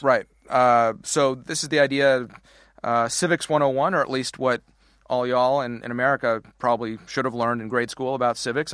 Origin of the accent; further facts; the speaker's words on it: Canada; now in United States; how I'm on the wrong side of the border, how we immigrated to the wrong side of the border